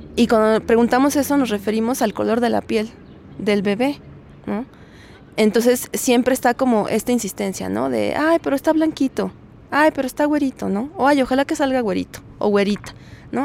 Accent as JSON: {"language": "Spanish", "country": "Mexico", "said": "el nuestro, como el mexicano"}